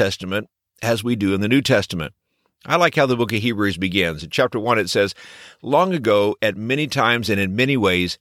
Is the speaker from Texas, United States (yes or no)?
yes; Texas, United States; when I was a boy growing up in Texas